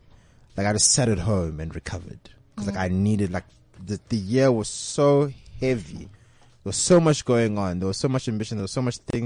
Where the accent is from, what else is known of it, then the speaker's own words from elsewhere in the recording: Benoni, Gauteng, South Africa; I'm from Benoni